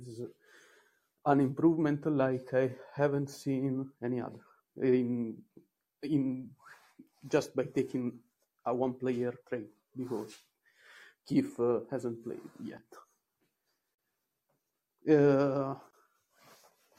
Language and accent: English; Italy; accent: Italian; English is a second language; Sorry for my accent. I'm Italian